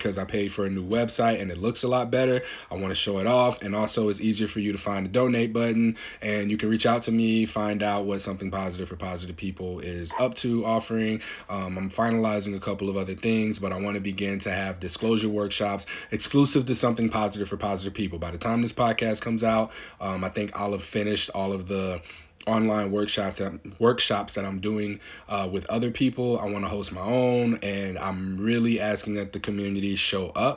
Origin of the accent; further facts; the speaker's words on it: St. Louis, Missouri, United States; now in Portland, United States; I live in Portland, Oregon. I'm from St. Louis, Missouri.